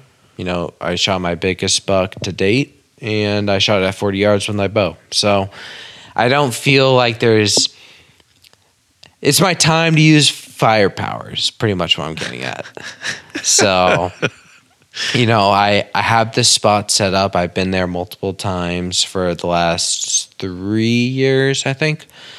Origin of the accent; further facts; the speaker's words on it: Maine, United States; now in Massachusetts, United States; Obviously, you guys know that I'm in Mass from Maine.